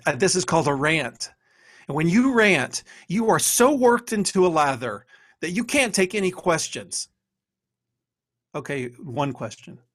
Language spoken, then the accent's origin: English; Texas, United States; now in Ohio, United States; if you looked on my birth certificate, it would say I'm from Texas